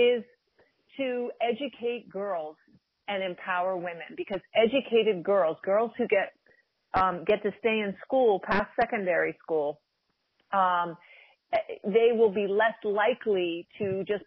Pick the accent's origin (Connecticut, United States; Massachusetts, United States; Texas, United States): Connecticut, United States; Cornwall; also born or lived in New York City; I grew up in a small town of Cornwall, Connecticut. There were 1,200 people. That's where I spent, you know, basically most of my youth. I was born in New York City, but I spent most of my youth in Connecticut.